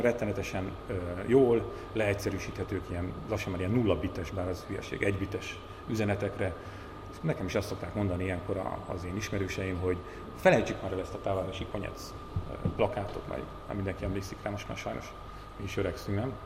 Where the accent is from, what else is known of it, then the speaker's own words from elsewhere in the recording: Borsod-Abaúj-Zemplén, Hungary; a leggazdagabb környékeken, ahonnan én is származom, Borsodabói, Zemplén megye, Nógrád, Kis Baranya